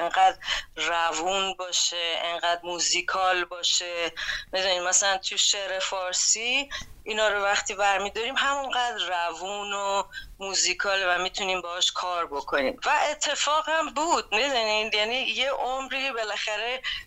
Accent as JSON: {"language": "Persian", "country": "Iran", "moved": "as an adult", "lives_now": "New York, United States", "said": "من وقتی که از ایران اومدم بیرون و اینجا خب میدونی نیویورک هم یه جاییه که من اول اومدم"}